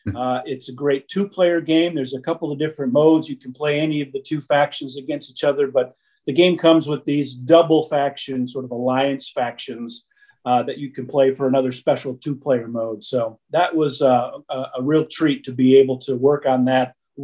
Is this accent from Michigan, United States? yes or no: yes; Detroit, Michigan, United States; I had a group of friends growing up in Detroit